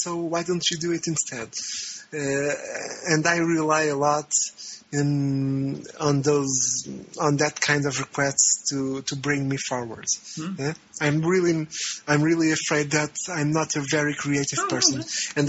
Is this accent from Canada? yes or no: no; Portugal; moved away as an adult; now in Brazil; I am from Portugal, and I am currently living in Brazil